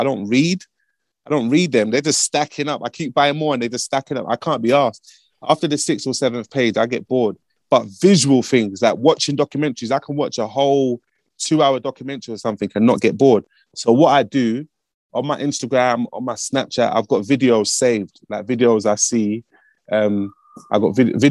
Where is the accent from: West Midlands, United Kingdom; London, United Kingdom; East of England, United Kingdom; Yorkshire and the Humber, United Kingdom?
London, United Kingdom; I'm from Broadwater Farm, which is one of the most notorious neighborhoods in the whole of Britain.